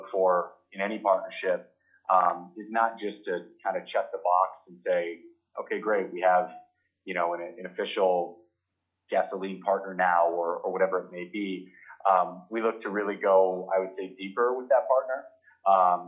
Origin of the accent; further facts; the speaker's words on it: Arizona, United States; I grew up in Arizona